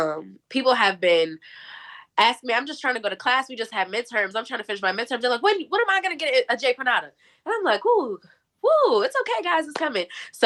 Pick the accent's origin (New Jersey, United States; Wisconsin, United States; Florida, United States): New Jersey, United States; So thankfully enough for me, I'm from Jersey and I don't live too far from New York.